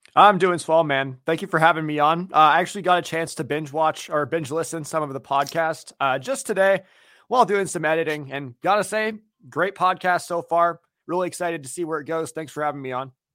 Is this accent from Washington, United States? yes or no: yes; Seattle, Washington, United States; I grew up in Seattle